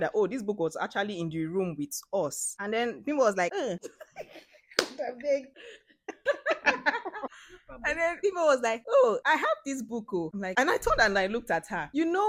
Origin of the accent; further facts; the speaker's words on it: Akwa Ibom, Nigeria; I'm from Akwa Ibom State